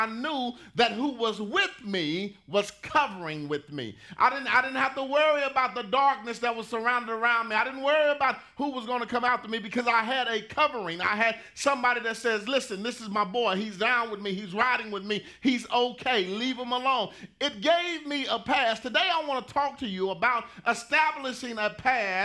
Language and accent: English; Pleasant Grove, Texas, United States; I grew up in Pleasant Grove